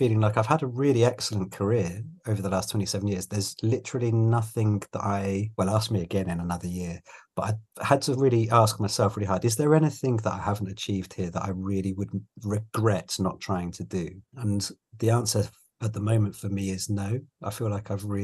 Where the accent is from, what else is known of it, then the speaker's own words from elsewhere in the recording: London, United Kingdom; moved away as an adult; also born or lived in Leeds; I was born in London and I'm a very proud Londoner